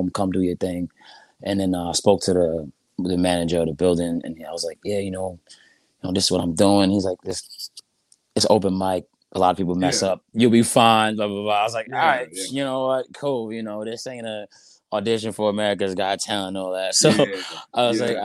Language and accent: English; New York City, New York, United States; I'm from Brooklyn, New York